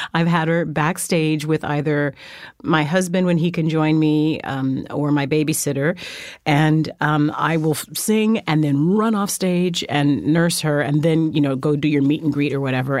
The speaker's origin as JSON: {"language": "English", "town": "Fresno", "region": "California", "country": "United States", "tie": "born or raised there", "also_born_or_lived": "Germany / New York", "moved": "as an adult", "said": "I was raised in Fresno, California"}